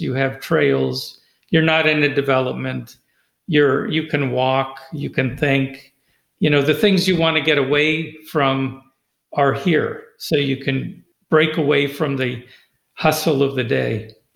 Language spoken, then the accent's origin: English; California, United States; now in Loudoun County, United States; where I grew up in California